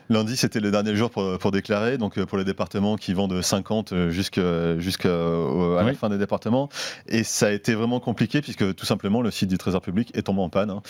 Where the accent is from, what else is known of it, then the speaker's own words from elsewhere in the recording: Marseille, Provence-Alpes-Côte d'Azur, France; c'est mon côté marseillais. oui, c'est bien de rajouter un peu.